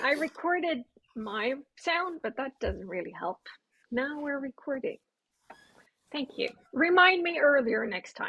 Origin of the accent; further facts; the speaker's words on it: Sweden; English is a second language; I was Swedish